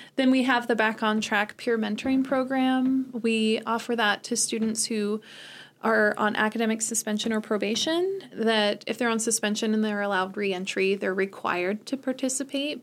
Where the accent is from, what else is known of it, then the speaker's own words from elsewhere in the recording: Salmon, Idaho, United States; also born or lived in Modesto, California / Sonora, California; now in Chadron, United States; I grew up most of my life in Idaho in different places.